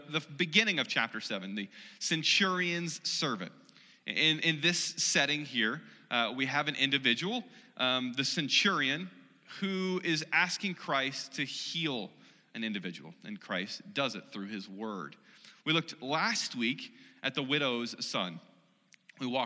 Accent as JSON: {"language": "English", "region": "Missouri", "country": "United States", "said": "I'm from the Show Me State, I'm from Missouri"}